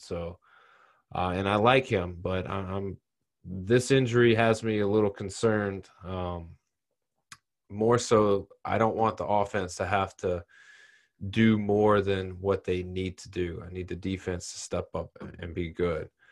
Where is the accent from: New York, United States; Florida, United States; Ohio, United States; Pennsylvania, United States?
Florida, United States; Tampa; My my hometown team is cruising.